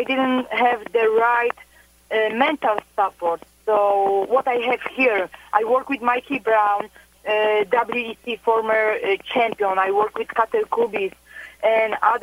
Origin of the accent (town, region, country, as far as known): Poland; born or raised there; moved away as an adult; also born or lived in Florida